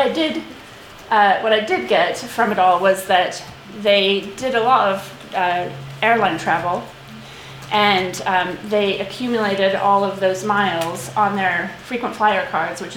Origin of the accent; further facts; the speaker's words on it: United States; moved away; I have British parents, but I grew up in America